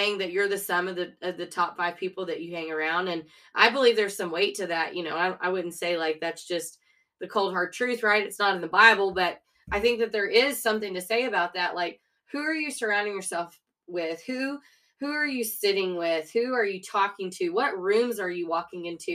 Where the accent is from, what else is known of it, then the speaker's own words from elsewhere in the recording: a town 30 miles from Austin, Texas, United States; moved away as an adult; it was just a good place to be raised. It really was. But I was 30 miles from Austin.